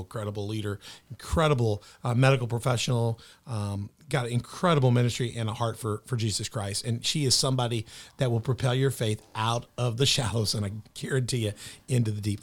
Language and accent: English; Memphis, Tennessee, United States; now in Southern Illinois, United States; She came into Memphis, my hometown, so I'm a Memphis boy